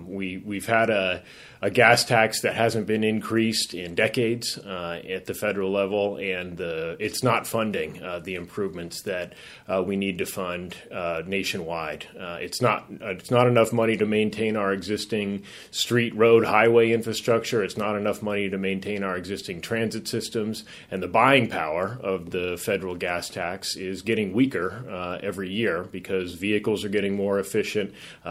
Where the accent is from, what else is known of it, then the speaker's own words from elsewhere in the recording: Dallas, Texas, United States; also born or lived in Colorado; now in San Francisco, United States; Well, I'm sort of from all over. Grew up in Dallas, Texas, and Colorado. Went to college in New York at NYU, and spent my summers in San Francisco with my dad.